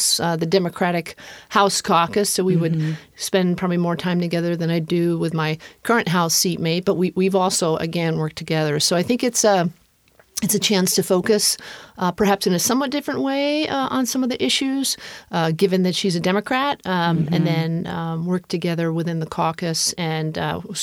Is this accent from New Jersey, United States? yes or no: no; Hicksville, New York, United States; moved away as an adult; also born or lived in Bronx, New York / Boston / Minnesota; now in University Place, United States; grew up in the Bronx first, and then on the outskirts of New York City in a town called Hicksville. That's on Long Island.